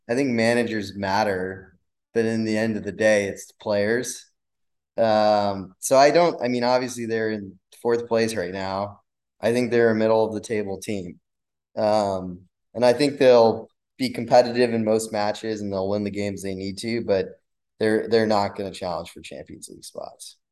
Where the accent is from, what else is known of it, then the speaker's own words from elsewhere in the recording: Wisconsin, United States; now in Miami, United States; I'd go with Wisconsin. That's where I grew up